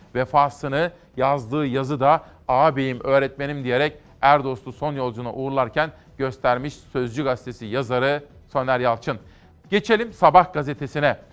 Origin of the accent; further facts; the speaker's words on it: Aegean Region, Turkey; bir Egeli olarak, aslında bir Anadolulu olarak.